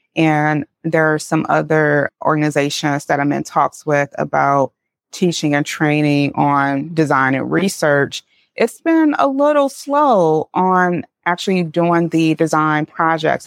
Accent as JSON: {"language": "English", "town": "St. Louis", "region": "Missouri", "country": "United States", "tie": "born or raised there", "said": "I grew up in Saint Louis, Missouri."}